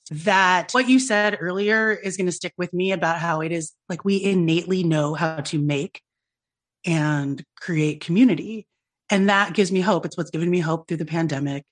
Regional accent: United States; being a young person of color growing up in America

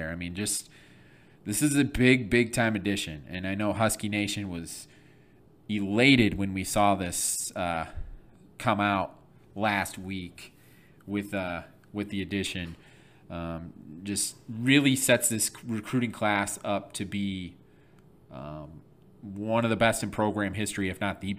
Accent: Flint, Michigan, United States; I'm from Flint, Michigan

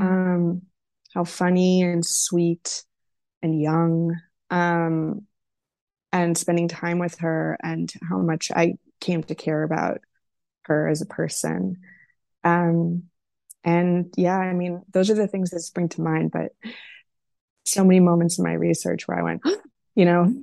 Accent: Wisconsin, United States; now in Los Angeles, United States; my home state of Wisconsin

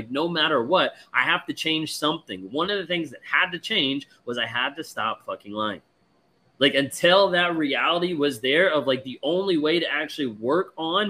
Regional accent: United Kingdom; My ex is Spanish. I'm British. He lived in the UK with me for a year and didn't speak English.

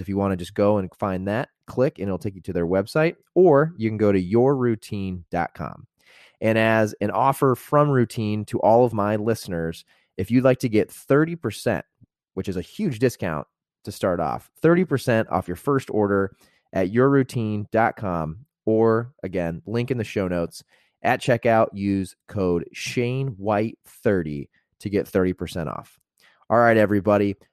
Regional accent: Indiana, United States; I grew up in Indiana

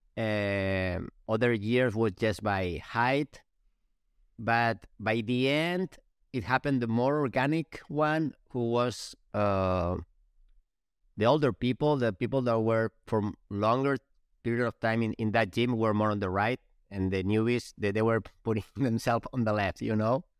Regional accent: Spain; English is a second language; moved away; We're from Spain.

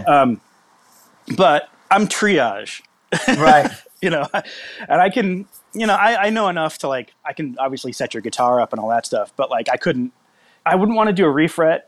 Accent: Massachusetts, United States; moved away as an adult; also born or lived in Kansas City; from Massachusetts, and I lived there until I was probably 20, and then I moved to Kansas City

